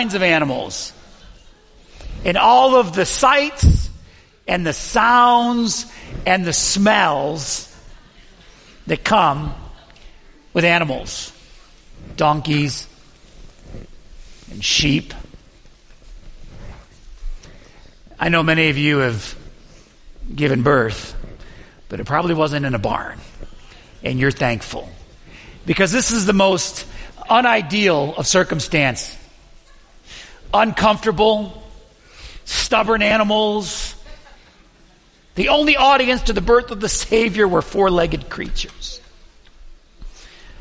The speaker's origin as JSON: {"language": "English", "town": "Buffalo", "region": "New York", "country": "United States", "said": "I'm from Buffalo, New York"}